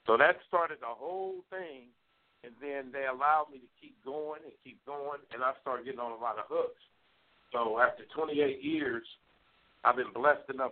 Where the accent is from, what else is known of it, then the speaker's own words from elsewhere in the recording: Pomona, California, United States; also born or lived in South Bronx, New York; I was born in South Bronx, but I moved early. My mom moved at an early age, when I was early age, and was raised in California, a town called Pomona, California